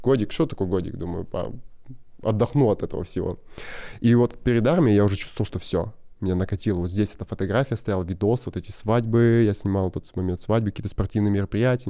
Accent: near Irkutsk, Irkutsk Oblast, Russia; also born or lived in Krasnodar Krai; мы жили в поселке Алха. Это под Иркутском. Мы типа переехали из Краснодара. Да. Вот. Ой, с Краснодарского, Краснодарского края.

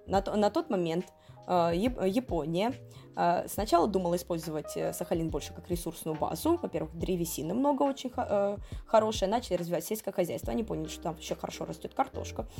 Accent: Tomari, Sakhalin Oblast, Russia; в моем родном городе Тамари

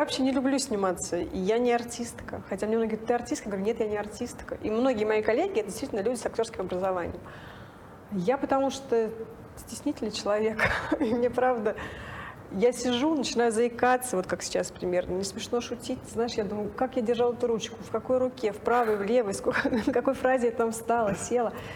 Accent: Nizhny Novgorod, Nizhny Novgorod Oblast, Russia; moved away as an adult; also born or lived in Moscow; я сама из Нижнего Новгорода

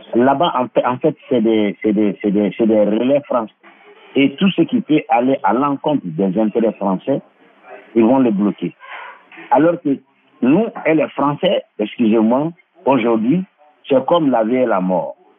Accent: Mali; chez nous au Mali

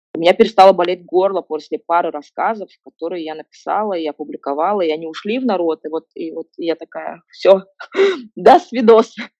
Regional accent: Kazakhstan; moved away; я была одиннадцатая казашка в русско-, в русско-, в русскоязычном дворе

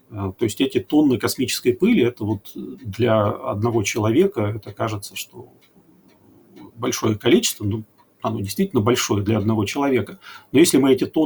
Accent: Chelyabinsk, Chelyabinsk Oblast, Russia; Но уж после 15 февраля я из Челябинска.

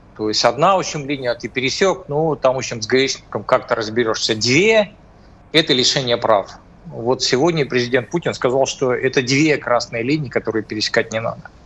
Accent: Cis-Urals, Russia; я из Придуралья, да, значит, э, Урал, наверное, более суровый

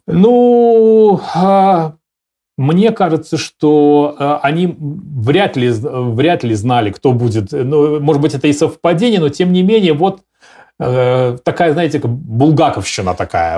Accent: Belarus; я себе как белорус

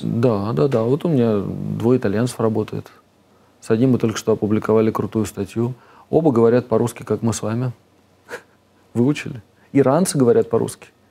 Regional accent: Moscow, Russia; moved away as an adult; also born or lived in United Kingdom / United States / Switzerland; now in Vereya, Russia; я вырос в Москве

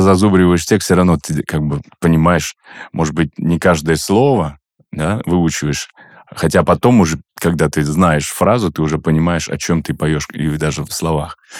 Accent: Ufa, Bashkortostan, Russia; я вырос в Уфе

